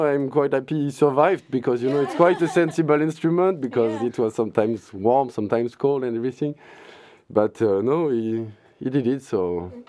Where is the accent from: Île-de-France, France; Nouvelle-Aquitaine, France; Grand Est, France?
Nouvelle-Aquitaine, France; near Bordeaux; moved away as an adult; now in Cork, Ireland; I'm from Bordeaux. So a little city near Bordeaux.